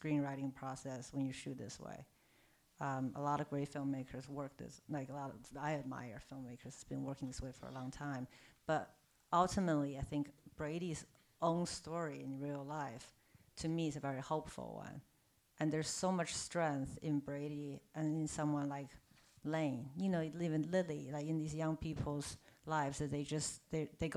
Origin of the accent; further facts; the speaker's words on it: Beijing, China; moved away; also born or lived in New York; I'm from Beijing. I'm Chinese.